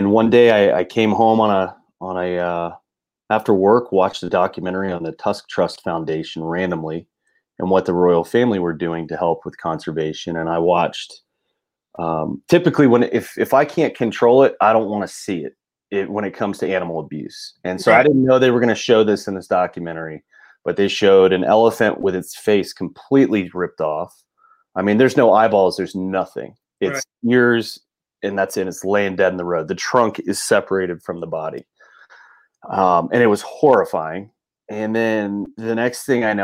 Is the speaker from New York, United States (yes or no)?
no; Florida, United States; I grew up in Florida